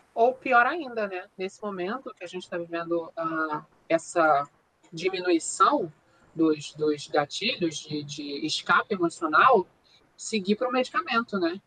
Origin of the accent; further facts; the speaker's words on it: Brazil; nós somos brasileiros